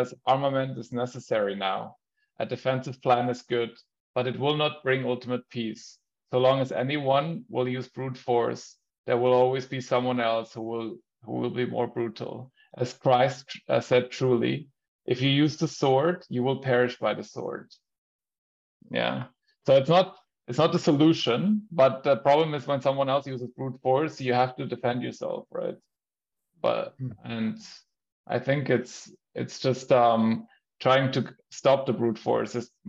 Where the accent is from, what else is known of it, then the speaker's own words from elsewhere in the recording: Germany; also born or lived in Austria; like growing up in Germany and in Austria, we have almost zero of that.